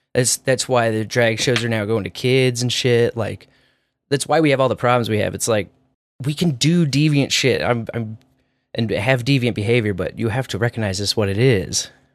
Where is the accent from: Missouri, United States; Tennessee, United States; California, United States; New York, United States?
Missouri, United States; Kearney; I'm from Kearney